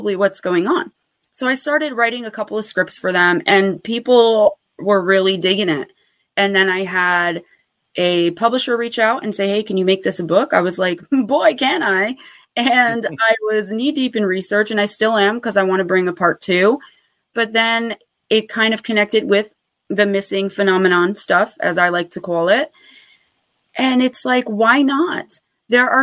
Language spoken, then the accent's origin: English; Paterson, New Jersey, United States; Lambert Castle, which is in my hometown of Paterson, New Jersey